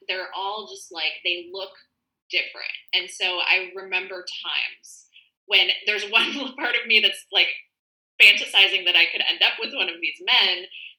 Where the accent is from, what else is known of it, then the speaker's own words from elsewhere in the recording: Midwest, United States; I come from the Midwest and I didn't smoke.